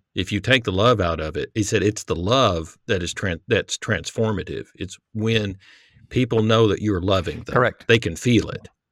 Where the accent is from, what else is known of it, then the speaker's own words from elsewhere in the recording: United States; the Christianity that at least I grew up around in America